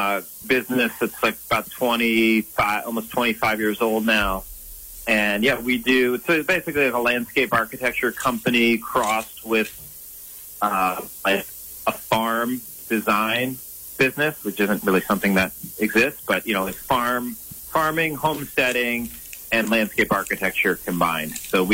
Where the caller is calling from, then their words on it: Vermont, United States; I'm here right in pretty much central Vermont, middle of Vermont, Mad River Valley, and it's certainly a lot more wintry than it sounds like it's been down for you guys lately.